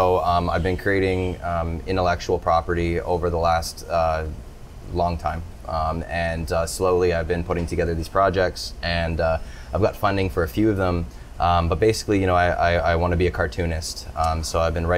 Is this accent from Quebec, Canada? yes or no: no; Toronto, Ontario, Canada; now in Nosara, Costa Rica; I am originally from Toronto